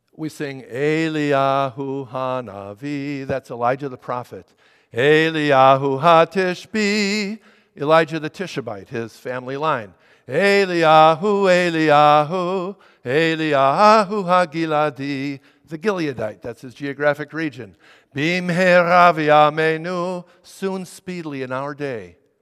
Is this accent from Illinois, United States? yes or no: yes; Chicago, Illinois, United States; I was raised in the Chicago area in a conservative synagogue.